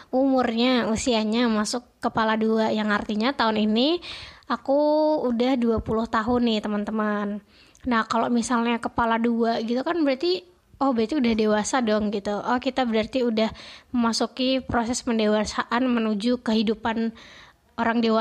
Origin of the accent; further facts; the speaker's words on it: Semarang, Central Java, Indonesia; dari PKN Stan, asalku dari Kota Semarang.